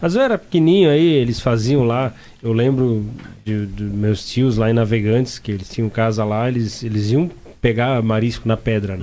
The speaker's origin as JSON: {"language": "Portuguese", "town": "Timbó", "region": "Santa Catarina", "country": "Brazil", "said": "lá na minha cidade, lá em Timbó"}